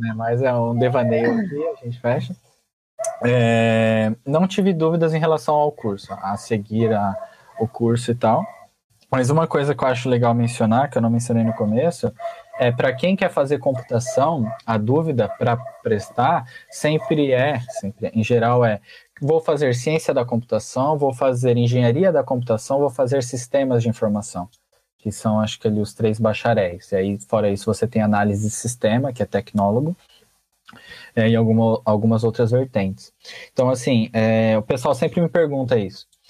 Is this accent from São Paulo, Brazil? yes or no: yes; Francisco Morato, São Paulo, Brazil; eu vim do Levorinho, uma excelente escola também